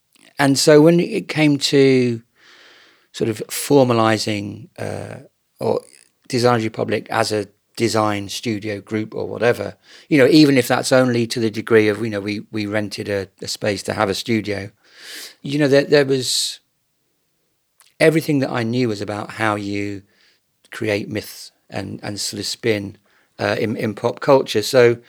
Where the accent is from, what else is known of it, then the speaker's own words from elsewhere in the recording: Bracknell, South East England, United Kingdom; I was brought up in Bracknell Newtown, and the southeast for me, even then, kind of felt a little sort of Stepford Wives